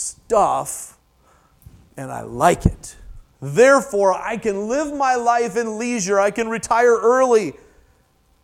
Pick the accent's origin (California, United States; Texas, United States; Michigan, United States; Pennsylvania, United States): Michigan, United States; I'm from Michigan, I say futile